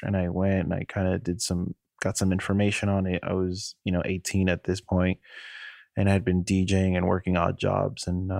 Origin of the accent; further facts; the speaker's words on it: New York, United States; now in Miami, United States; So I'm one of seven children. We grew up in New York, and I grew up spending a lot of time in my grandmother's house.